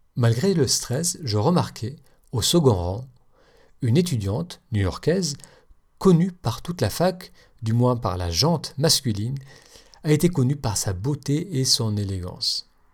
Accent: France; accent: French; moved away; mon accent français

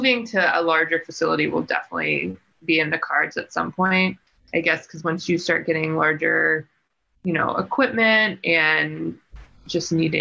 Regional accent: East Coast, United States; moved away; I'm from the East Coast

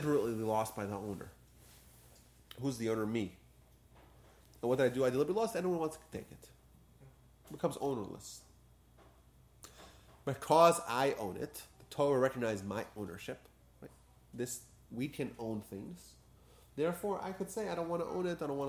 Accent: New York, United States; moved away; I grew up in New York

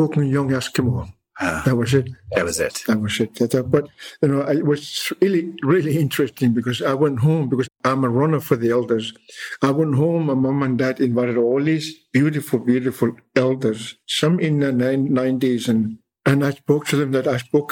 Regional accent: Greenland; the big ice of my land

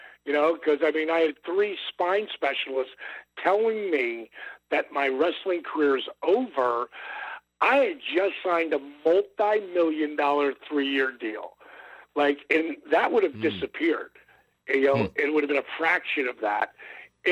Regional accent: Jersey Shore, New Jersey, United States; I grew up on the Jersey Shore

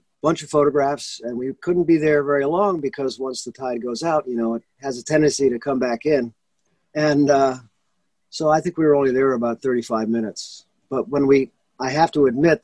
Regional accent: Connecticut, United States; moved away as an adult; also born or lived in New York City, New York; now in Nantucket, United States; I was born in New York City, and that was probably it's not the last time I was there, but grew up in Connecticut

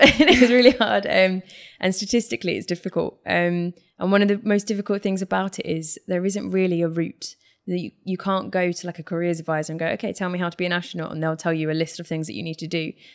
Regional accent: United Kingdom; being British

